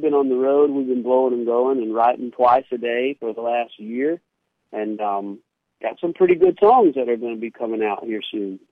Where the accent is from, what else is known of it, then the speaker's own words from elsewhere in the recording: Pontotoc, Mississippi, United States; Pontotoc is my hometown